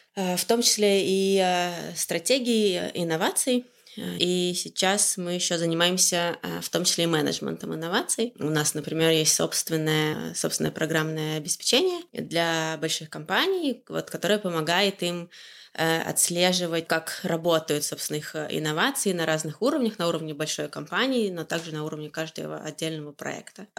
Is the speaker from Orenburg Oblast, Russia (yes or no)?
yes; Orenburg Oblast, Russia; moved away as an adult; also born or lived in Moscow; now in Amsterdam, Netherlands; Я из Оренбургской области, но э, переехала в Москву э, учиться в университете